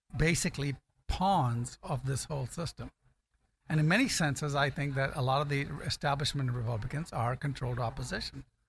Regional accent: Ghana; moved away; also born or lived in California; I was born in Ghana, I guess I could qualify as African American

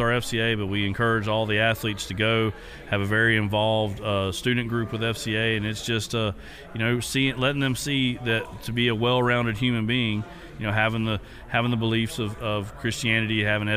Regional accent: Dixie County, Florida, United States; I grew up in Dixie County, just right across the river

